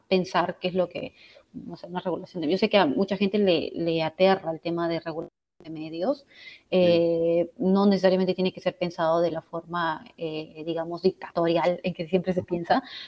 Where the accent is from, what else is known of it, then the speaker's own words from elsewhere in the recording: Barranca, Lima, Peru; moved away as an adult; now in Washington, D.C. area, United States; yo soy de Barranca y crecí en una época en la que Barranca era una provincia muy tranquila